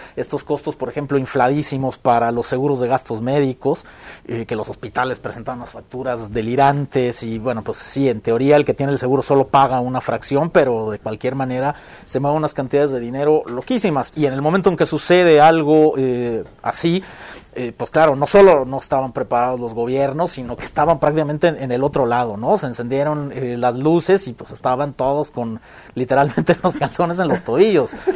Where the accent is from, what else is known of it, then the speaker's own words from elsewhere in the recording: Mexico; como sociedad mexicana